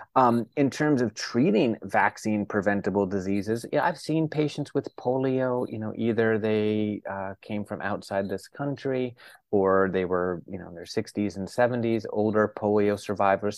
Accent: northern Florida, United States; now in New York City, United States; I grew up in Florida, uh, the northern part of the state

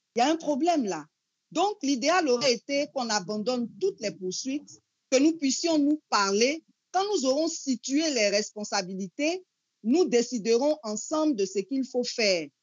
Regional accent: Côte d’Ivoire; chez nous, en Côte d'Ivoire

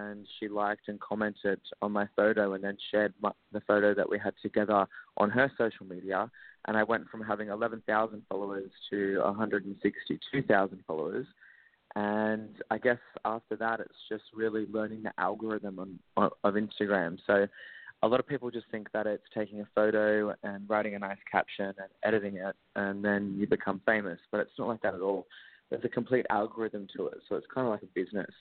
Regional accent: Australia; I'm an Australian social media influencer and model

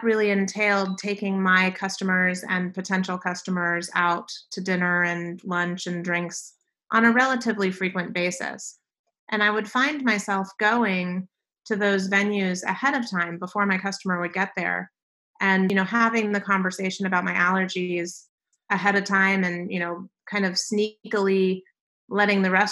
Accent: Silver Spring, Maryland, United States; moved away as an adult; also born or lived in Nashville, Tennessee; now in Phoenix, United States; I grew up in the Washington, D.C. metropolitan area, so right on the Maryland side in Silver Spring

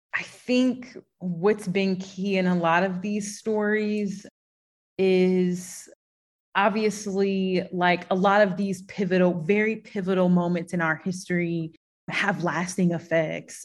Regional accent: St. Louis, Missouri, United States; also born or lived in Knoxville, Tennessee; I'm a city girl born and raised in St. Louis on the north side specifically. So it's my city

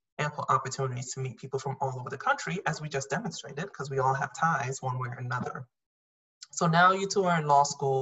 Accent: New York, United States; moved away as an adult; also born or lived in Tallahassee; I came from New York and came to Tallahassee

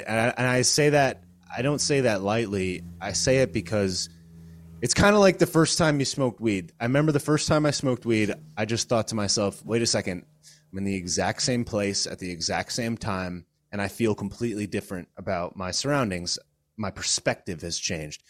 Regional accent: Connecticut, United States; moved away as an adult; now in Florida, United States; I was born and raised in Connecticut

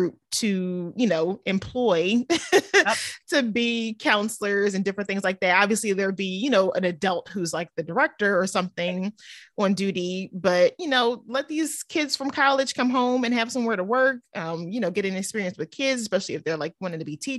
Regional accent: Cheltenham, Pennsylvania, United States; now in Cinnaminson, United States; I grew up in Cheltenham

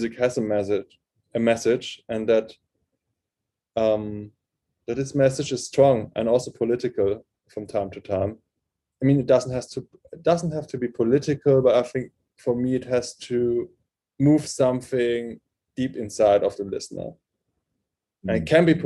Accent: near Frankfurt, Hesse, Germany; first language German; English is a second language; he lived in Frankfurt at this time, and that was kind of close to my hometown

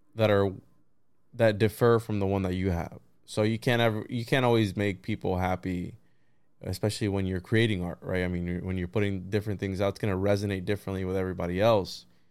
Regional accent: Florida, United States; also born or lived in Puerto Rico; I'm a Florida boy

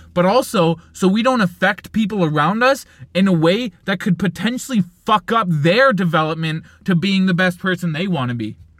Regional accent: Canada; I'm Canadian

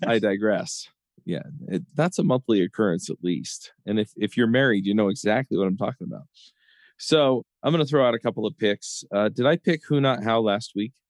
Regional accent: Orem, Utah, United States; now in Lehi, United States; here where I grew up in Orem, Utah, and then here in Lehi, Utah, where I live now

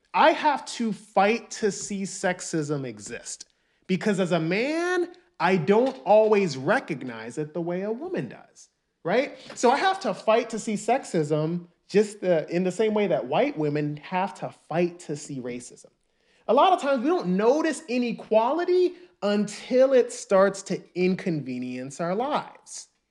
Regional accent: New York City, New York, United States; also born or lived in Nigeria (ancestry); I'm Nigerian, and most of my family lives in Nigeria. But I was born in the United States. I was born in Harlem

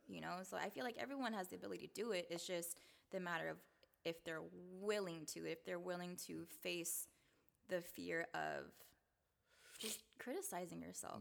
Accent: Seattle, Washington, United States; also born or lived in Salt Lake City, Utah; I was born in Salt Lake City, Utah, um, but I moved to Seattle when I was two, so I've been here all my life

